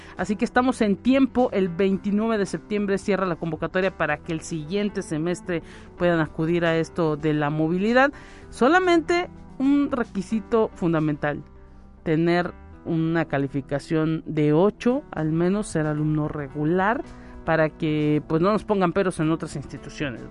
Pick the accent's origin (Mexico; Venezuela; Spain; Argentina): Mexico; como mexicanos